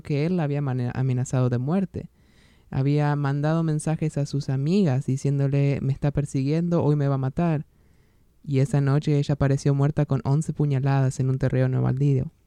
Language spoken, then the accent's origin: Spanish; near Rojas, Buenos Aires Province, Argentina; moved away; en Rojas, una ciudad muy cercana a mi, a mi ciudad natal